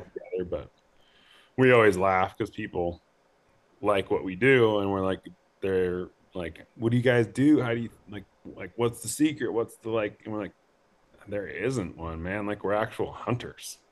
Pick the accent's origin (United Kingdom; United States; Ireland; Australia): United States; Coeur d'Alene, Idaho; moved away as an adult; also born or lived in Bozeman, Montana / Missoula, Montana; I grew up in North Idaho, Coeur d'Alene, Post Falls area